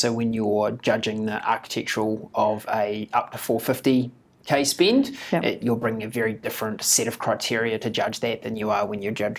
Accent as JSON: {"language": "English", "country": "New Zealand", "said": "we're a competitive bunch, us Kiwis"}